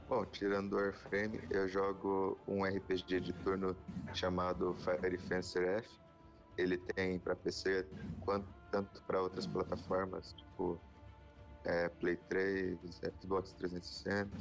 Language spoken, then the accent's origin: Portuguese; Curitiba, Paraná, Brazil; eu sou de Curitiba, eu sou estudante